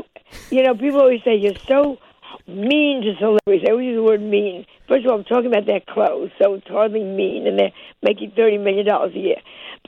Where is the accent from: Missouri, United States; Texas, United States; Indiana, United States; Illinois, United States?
Illinois, United States; Chicago; I'm just going to say, I'm from Chicago, and I'm not making the... I can move there tomorrow and be perfectly happy.